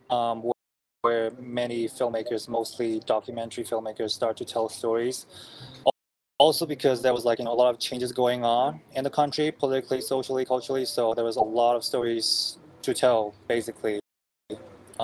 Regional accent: Myanmar; moved away as an adult; now in United States; I am from Burma/Myanmar, which is a country in Southeast Asia, and that's basically where I'm born and raised until I moved to America for college

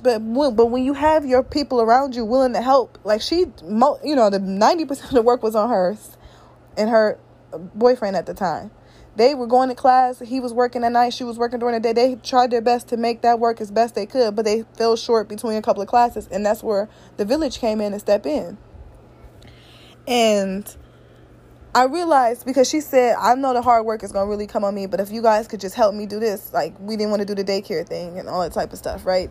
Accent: Midwest, United States; I'm from the Midwest

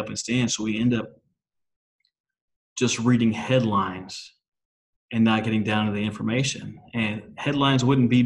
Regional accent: Minnesota, United States; moved away; also born or lived in Oklahoma; I'm from Minnesota originally

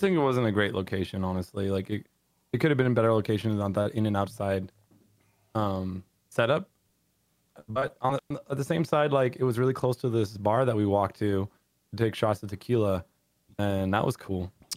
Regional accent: San Diego, California, United States; I like San Diego. 'Cause I was born there.

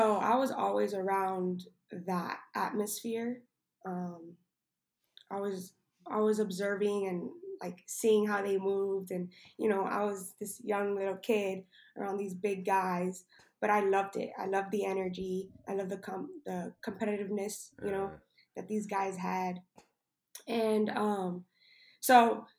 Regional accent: Miami, Florida, United States; moved away as an adult; also born or lived in New Jersey; now in Springfield, Missouri, United States; I'm from Miami, Florida

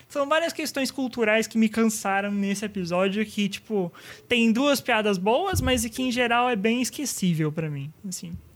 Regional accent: São Bernardo do Campo, São Paulo, Brazil; não sou de São Paulo, seu estúpido, eu sou de São Bernardo

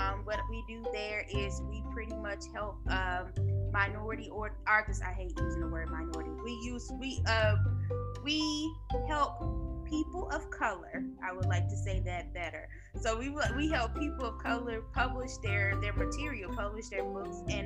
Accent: East St. Louis, Illinois, United States; now in Virginia, United States; I am a Midwest girl at heart, Southern Illinois

